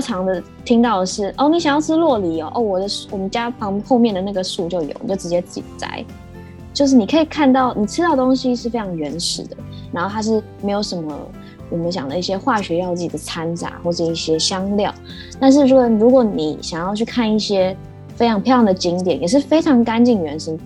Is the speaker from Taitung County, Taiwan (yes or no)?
no; Taipei, Taiwan; 因为我自己是在台北市出生长大的，所以我就习惯住在都市丛林里面